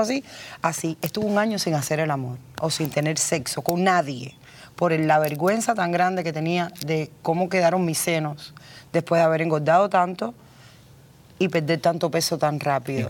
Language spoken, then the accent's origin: Spanish; Cuba; moved away as an adult; now in United States; Llevo veintitrés años aquí, he hecho lo que he querido. Hablo, escribo, leo inglés. Soy cubana